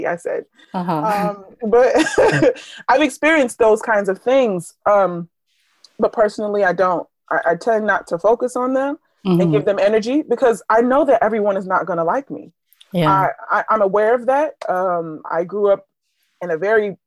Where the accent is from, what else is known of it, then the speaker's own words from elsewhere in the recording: Philadelphia, Pennsylvania, United States; I'm from Philadelphia School District.